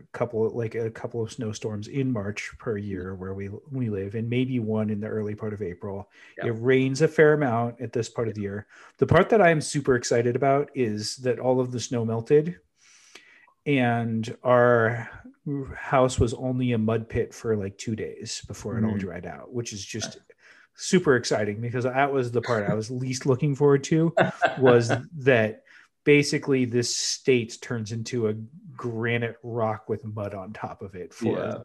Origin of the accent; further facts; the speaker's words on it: California, United States; now in New Hampshire, United States; as a Californian